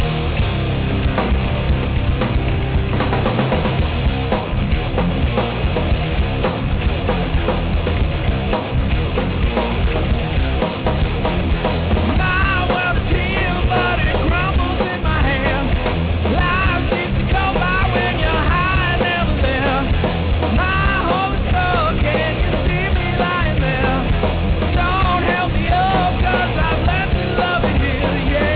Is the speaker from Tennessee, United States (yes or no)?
no; New York, United States; my home state of New York